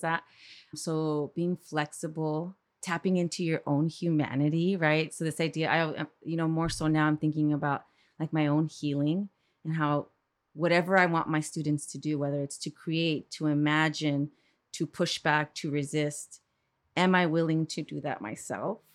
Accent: East Los Angeles, California, United States; I'm from East L

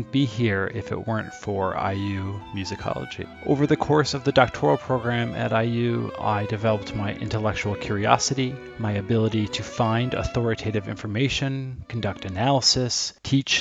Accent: Green Bay, Wisconsin, United States; moved away; also born or lived in Bloomington, Indiana; I am originally from Green Bay, Wisconsin

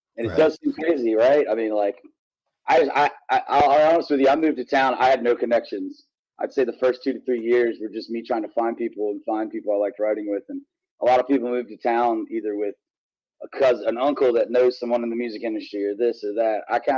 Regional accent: Virginia, United States; moved away as an adult; now in Nashville, United States; I grew up in one of those beautiful areas in the country

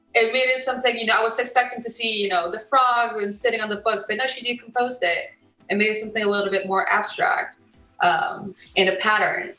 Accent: United States; also born or lived in Mexico; now in United Kingdom; I was born in America

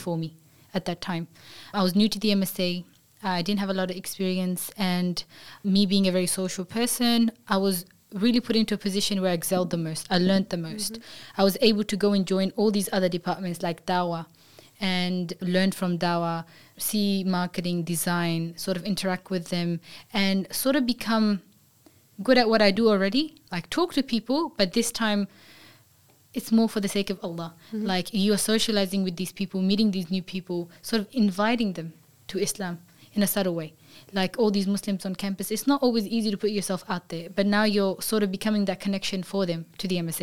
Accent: Australia; growing up in Australia, I grew up with people that were from all these different countries

